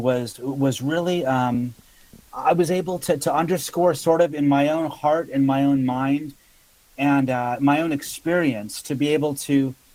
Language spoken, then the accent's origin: English; United States; moved away as an adult; also born or lived in Africa / East Asia; my home country, to my own backyard